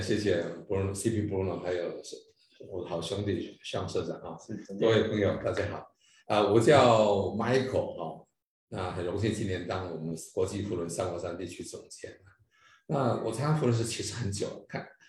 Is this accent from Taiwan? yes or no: yes; Taiwan; 对我们台湾而言